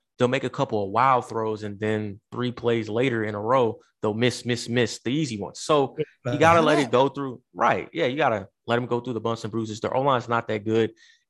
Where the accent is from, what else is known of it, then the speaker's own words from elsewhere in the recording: Louisiana, United States; I'm from Louisiana.